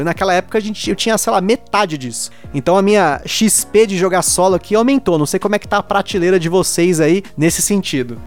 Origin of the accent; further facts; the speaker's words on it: Brazil; moved away as an adult; como bom brasileiro